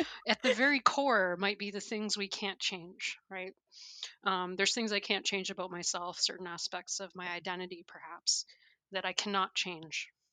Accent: Canada; moved away; I'm originally from Canada.

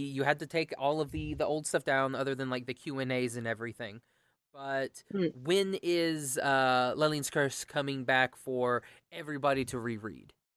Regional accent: Oklahoma, United States; I'm from Oklahoma

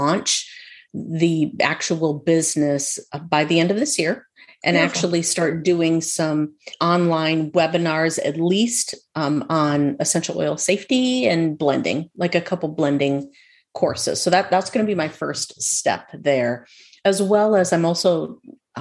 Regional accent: Minnesota, United States; When I was growing up in Minnesota, by the way, in our backyard, we had lilies of the valley

